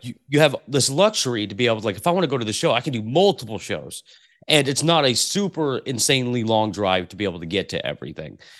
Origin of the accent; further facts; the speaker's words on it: Portland, Oregon, United States; I grew up in Portland, Oregon